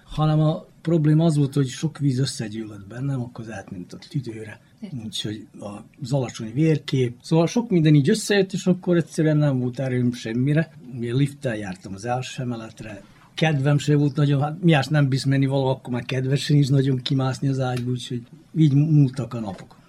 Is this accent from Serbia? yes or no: yes; Novi Sad, Vojvodina, Serbia; újvidéki vagyok, 71-es születésű